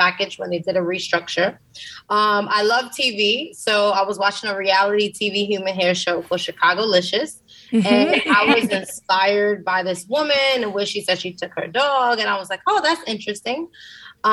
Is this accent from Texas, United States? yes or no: no; New York City, New York, United States; I grew up in the South Bronx in the Mitchell Houses, which is a project